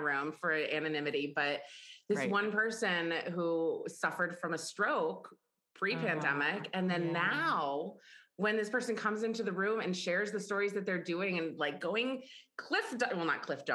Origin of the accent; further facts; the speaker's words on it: Ithaca, New York, United States; I grew up in Ithaca, New York